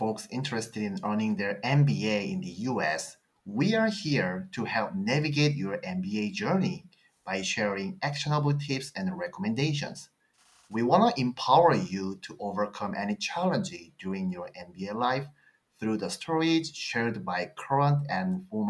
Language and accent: English; South Korea; English is a second language; moved away as an adult; now in United States; from South Korea.